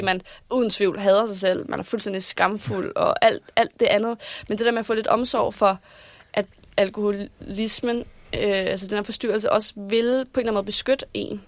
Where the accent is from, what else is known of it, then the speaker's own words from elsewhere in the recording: Vordingborg, Zealand, Denmark; moved away as an adult; also born or lived in Copenhagen; i hvert fald så vælger jeg at flytte her fra Vordingborg, hvor jeg er fra, og flytte ind til København